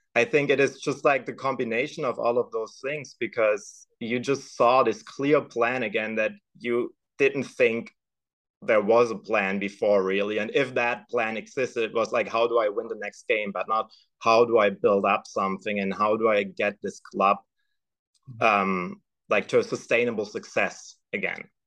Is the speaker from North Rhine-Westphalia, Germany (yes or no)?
no; Stuttgart, Baden-Württemberg, Germany; moved away as an adult; now in Midwest, United States; I was born and raised in Germany. Actually, I was born in Stuttgart and raised just a couple miles outside of it